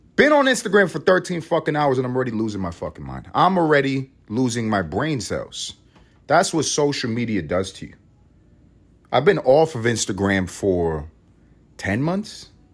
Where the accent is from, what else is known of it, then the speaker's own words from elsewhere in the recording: United States; we are American